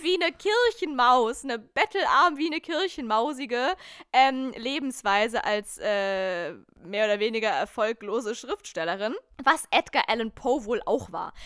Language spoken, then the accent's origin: German; Lake Constance area, Germany; now in Berlin, Germany; wir sind einfach Kinder aus dem Dreiländereck.